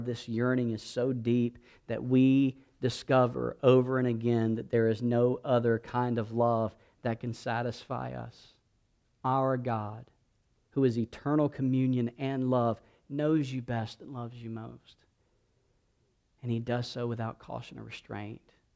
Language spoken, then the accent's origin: English; South Georgia, United States; moved away; I grew up in South Georgia